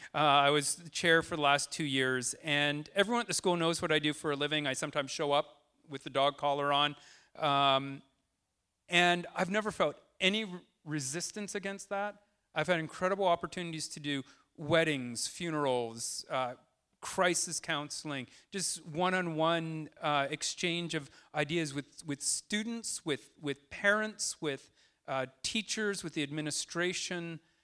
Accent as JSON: {"language": "English", "area": "Tsawwassen", "region": "British Columbia", "country": "Canada", "tie": "born or raised there", "lives_now": "Deep Cove, Canada", "said": "I grew up in Towson."}